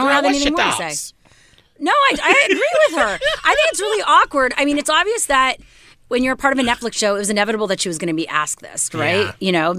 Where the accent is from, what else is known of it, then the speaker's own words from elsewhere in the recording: Montreal, Quebec, Canada; moved away; Yep, my hometown of, it's not just Canada, but the province of Quebec, where I'm from Montreal.